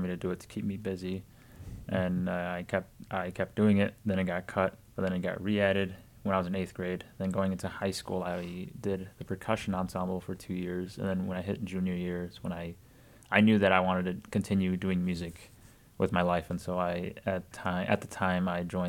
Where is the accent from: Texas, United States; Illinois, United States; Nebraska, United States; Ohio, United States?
Illinois, United States; Chicago; now in DeKalb, United States; I'm from Chicago